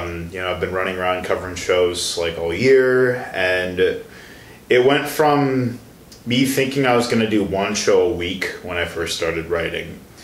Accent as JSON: {"language": "English", "town": "Chicago", "region": "Illinois", "country": "United States", "moved": "as an adult", "lives_now": "Milwaukee, United States", "said": "I'm originally from the Chicago area."}